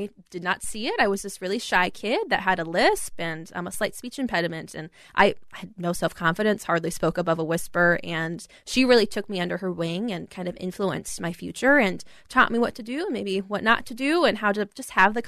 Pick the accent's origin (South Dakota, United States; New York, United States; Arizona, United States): South Dakota, United States; Rapid City; also born or lived in Aberdeen, South Dakota / Minneapolis, Minnesota; now in Minnesota, United States; I was born in Aberdeen, South Dakota, grew up in Rapid City